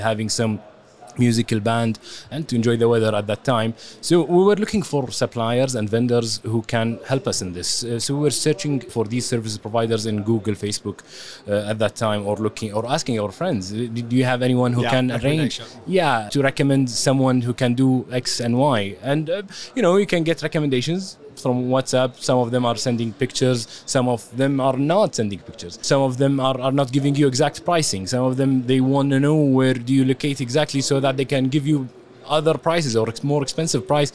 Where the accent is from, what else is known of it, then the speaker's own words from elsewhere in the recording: Kuwait; we are from Kuwait